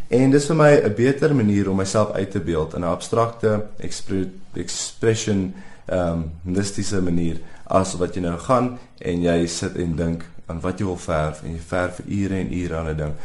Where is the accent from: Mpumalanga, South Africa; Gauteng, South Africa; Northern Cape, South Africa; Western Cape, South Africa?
Gauteng, South Africa; Pretoria; ek het geswat groot geword in Pretoria, Waterkloof Hoërskool skool gegaan